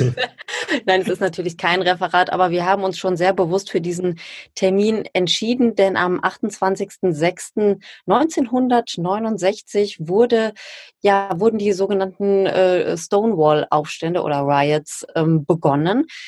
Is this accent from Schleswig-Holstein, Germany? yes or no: no; Ruhr area, North Rhine-Westphalia, Germany; ich komme ja aus dem Ruhrgebiet